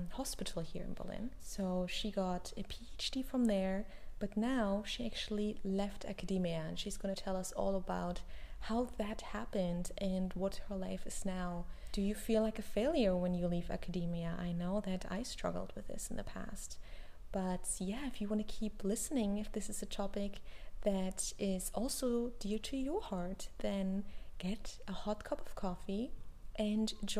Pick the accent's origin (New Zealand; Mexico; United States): Mexico; Mexico City; moved away as an adult; also born or lived in Amsterdam, Netherlands; I am from Mexico. I'm born and raised in Mexico City, the big city